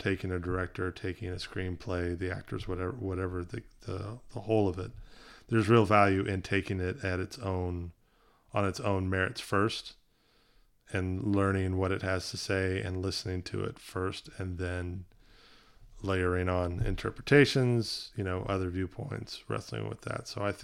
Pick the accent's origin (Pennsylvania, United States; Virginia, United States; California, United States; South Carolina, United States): South Carolina, United States; growing up in the South, being in, you know, very conservative, you know, area of South Carolina